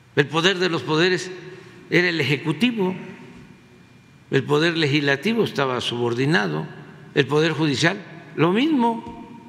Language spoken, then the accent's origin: Spanish; Tabasco, Mexico; now in Mexico City, Mexico